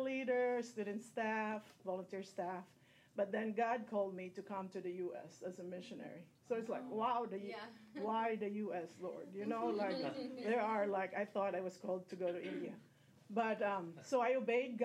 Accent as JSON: {"language": "English", "country": "Philippines", "moved": "yes", "said": "I'm originally from the Philippines"}